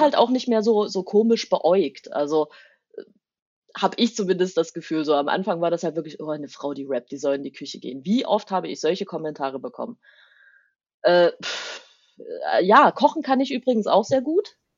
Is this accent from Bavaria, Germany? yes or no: no; Taucha, Saxony, Germany; accent: Saxon; moved away as an adult; also born or lived in Leipzig; now in Cologne, Germany; ich bin in Taucher aufgewachsen